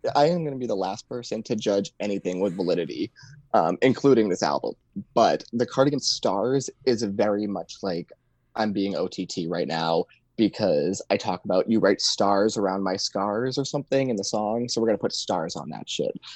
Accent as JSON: {"language": "English", "town": "Boston", "region": "Massachusetts", "country": "United States", "tie": "born or raised there", "also_born_or_lived": "New Hampshire", "moved": "yes", "lives_now": "Maine, United States", "said": "So like I was born like basically in Boston, just outside Boston. Then I went to school in Maine. I've spent summers in Maine like my entire life and now I work in New Hampshire. So I'm just like New England is what I consider myself."}